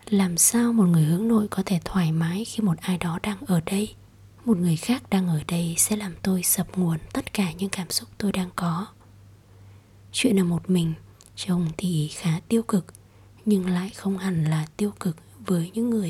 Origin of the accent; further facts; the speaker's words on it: Ho Chi Minh City, Vietnam; đến từ Sài Gòn